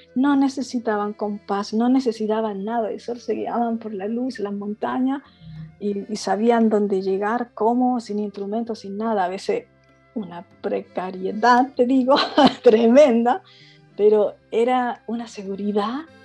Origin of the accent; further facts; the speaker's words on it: Concepción, Biobío, Chile; moved away; also born or lived in Santiago; nací en Concepción